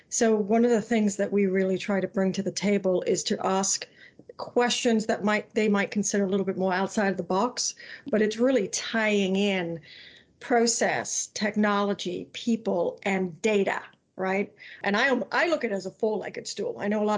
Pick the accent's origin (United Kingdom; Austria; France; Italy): United Kingdom; England; I was brought up on mayonnaise, so even though I'm technically English, I still put mayonnaise on, you know, my ham and Swiss sandwich